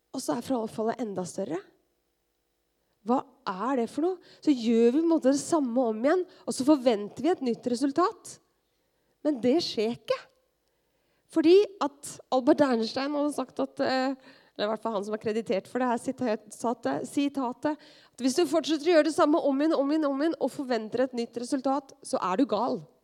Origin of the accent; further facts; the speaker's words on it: Skien, Telemark, Norway; moved away; mitt miljø som ungdom hjemme i Skien